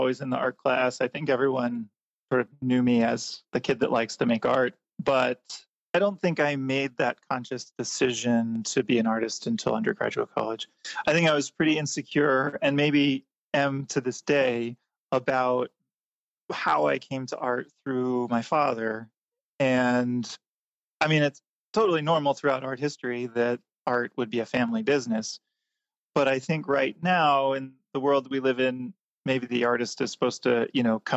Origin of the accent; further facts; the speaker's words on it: Lancaster, Pennsylvania, United States; moved away as an adult; also born or lived in Cincinnati, Ohio / New York City; I grew up in Lancaster, Pennsylvania, which is where the Amish and Mennonite are